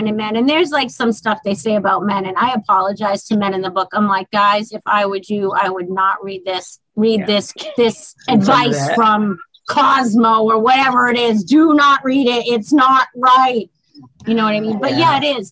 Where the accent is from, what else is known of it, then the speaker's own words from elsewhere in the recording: Boston, Massachusetts, United States; accent: Boston; My Boston accent.